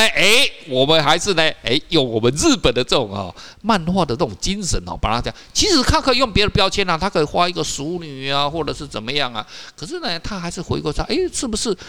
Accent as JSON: {"language": "Chinese", "country": "Taiwan", "said": "我们台湾人"}